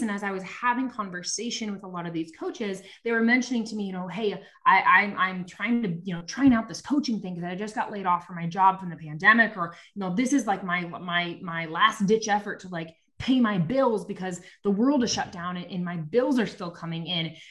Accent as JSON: {"language": "English", "region": "Nebraska", "country": "United States", "said": "I'm from Nebraska"}